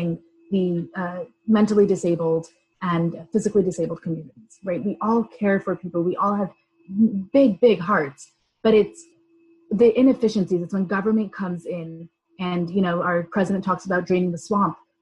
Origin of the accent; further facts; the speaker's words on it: Rockland County, New York, United States; I come from New York. I grew up in the district in Rockland County